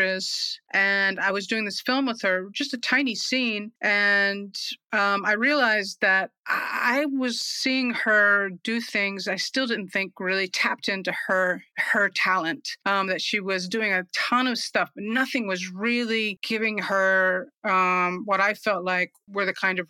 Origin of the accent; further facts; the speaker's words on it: New York City, New York, United States; moved away; also born or lived in Smoky Mountains; I'm originally from the Smoky Mountains, but that was so long ago. I feel like I really did most of my growing up in New York City. So I'm a New Yorker, really, in my heart and soul.